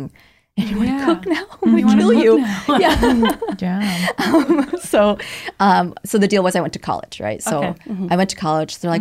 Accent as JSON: {"language": "English", "area": "Orange County", "region": "California", "country": "United States", "tie": "born or raised there", "also_born_or_lived": "Vietnam / Malaysia", "said": "I grew up in Orange County"}